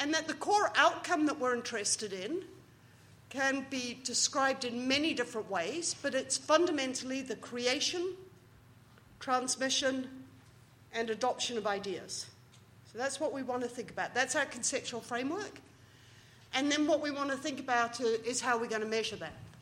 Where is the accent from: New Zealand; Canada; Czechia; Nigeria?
New Zealand; moved away; As a Kiwi